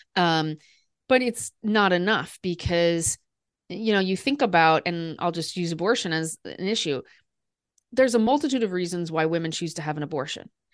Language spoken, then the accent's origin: English; Des Moines, Iowa, United States; moved away; also born or lived in Paris; I grew up in Des Moines, Iowa, and so I grew up surrounded by people who didn't really travel a lot